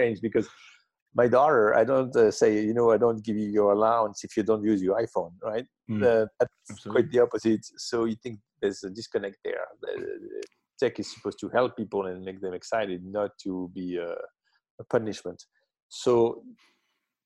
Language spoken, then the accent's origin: English; southern France, France; English is a second language; moved away as an adult; also born or lived in Paris; now in Brooklyn, United States; I'm French. I grew up in the south of France.